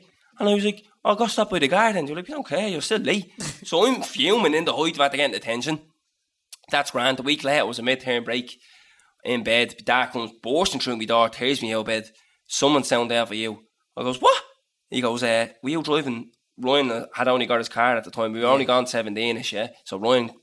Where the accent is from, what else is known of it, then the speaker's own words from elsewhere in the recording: Dublin, Leinster, Ireland; I'm from Dublin